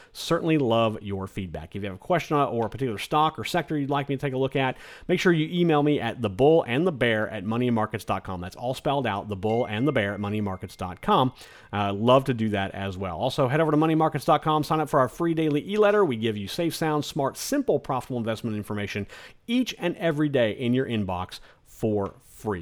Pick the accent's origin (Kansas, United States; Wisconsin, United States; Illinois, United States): Kansas, United States; also born or lived in South Carolina; now in South Florida, United States; our oldest son decided to move back to our home state of Kansas